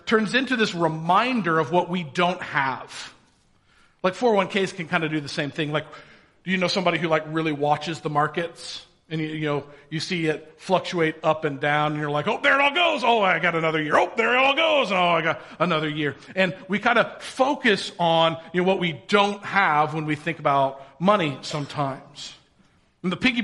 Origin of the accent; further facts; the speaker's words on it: Indiana, United States; I grew up in Indiana. I'm a good Hoosier.